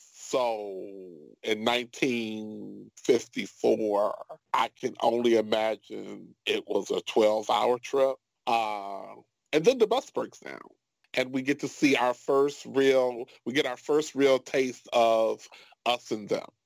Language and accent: English; Chicago, Illinois, United States; I grew up in Chicago. I grew up mm-hmm. on the south side of Chicago.